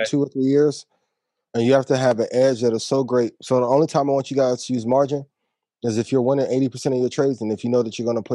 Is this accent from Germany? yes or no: no; Houston, Texas, United States; I'm from Houston, man.